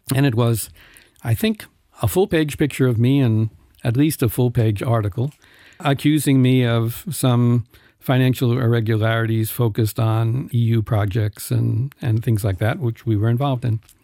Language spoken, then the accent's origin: English; New York, United States; moved away as an adult; now in Luxembourg; I come from New York